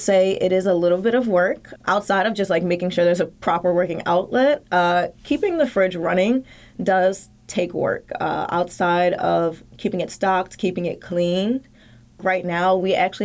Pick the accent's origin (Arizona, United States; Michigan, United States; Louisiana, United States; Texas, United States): Louisiana, United States; New Orleans; now in Richmond, United States; I grew up in New Orleans where there are community fridges